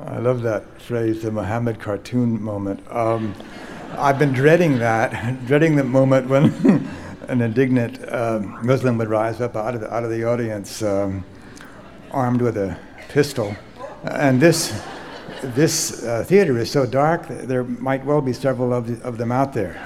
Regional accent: United States; as an American novelist

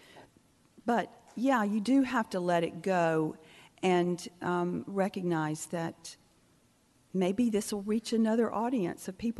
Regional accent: near Albany, Georgia, United States; moved away; also born or lived in Charleston, South Carolina; I remember being 13 when Martin Luther King Jr. marched near my hometown. He marched to Albany, Georgia, where I was born

